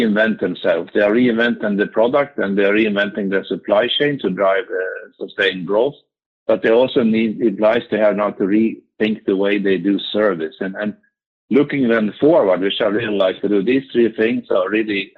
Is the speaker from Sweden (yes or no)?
yes; Sweden; I'm Swedish from Meridian